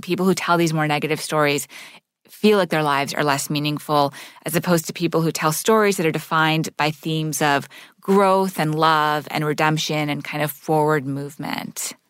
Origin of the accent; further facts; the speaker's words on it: Montreal, Quebec, Canada; So I grew up in Montreal, living in a Sufi meeting house.